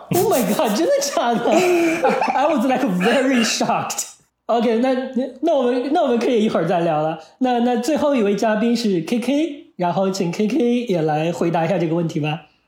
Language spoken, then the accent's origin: Chinese; Henan, China; 我们河南那边就是没有，我就是小时候没有过这个课